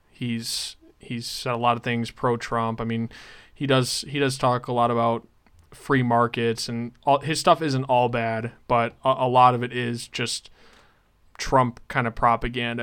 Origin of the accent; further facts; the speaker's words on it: North Dakota, United States; my home state of North Dakota